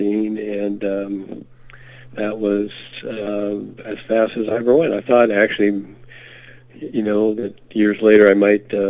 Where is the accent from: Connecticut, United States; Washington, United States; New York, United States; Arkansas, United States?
Washington, United States; Seattle; I grew up in the Seattle area